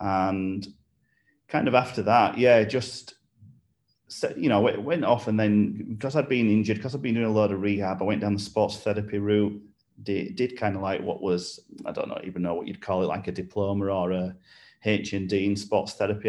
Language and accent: English; Bradford Leeds area of West Yorkshire, Yorkshire and the Humber, United Kingdom; moved away as an adult; now in Ulster, United Kingdom; you'll tell from the accent as we go that I'm from Yorkshire, so from kind of like Bradford Leeds area of West Yorkshire